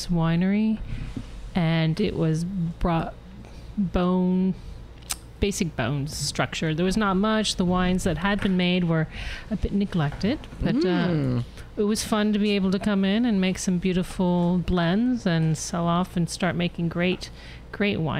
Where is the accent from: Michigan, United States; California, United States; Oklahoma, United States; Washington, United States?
California, United States; Sonoma; also born or lived in Europe; I grew up here in Sonoma. I went to Sonoma Valley High